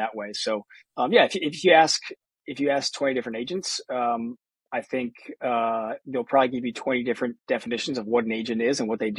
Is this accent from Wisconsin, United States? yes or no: no; New Jersey, United States; also born or lived in Connecticut; I grew up in New Jersey.